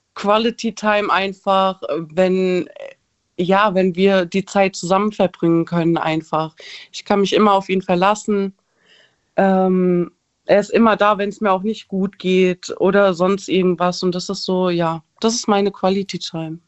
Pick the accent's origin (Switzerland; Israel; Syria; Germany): Germany; Frankfurt, Hesse; ich komme aus Frankfurt